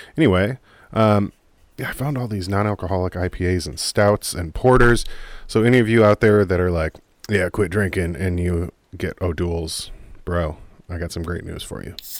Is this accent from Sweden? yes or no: no; United States; I'm an American